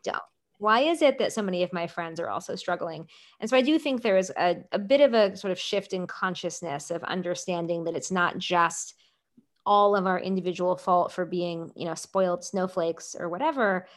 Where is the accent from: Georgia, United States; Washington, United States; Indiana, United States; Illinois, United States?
Washington, United States; Seattle; When I was growing up in Seattle